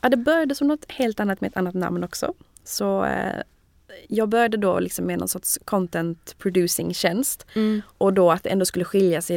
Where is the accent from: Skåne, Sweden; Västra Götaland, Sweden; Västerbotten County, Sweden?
Skåne, Sweden; Malmö; moved away as an adult; also born or lived in Lund; now in Paris, France; jag är från Malmö.